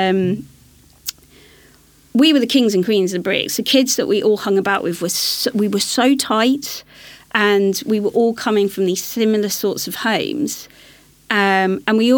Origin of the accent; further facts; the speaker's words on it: London, United Kingdom; I'm growing up in West London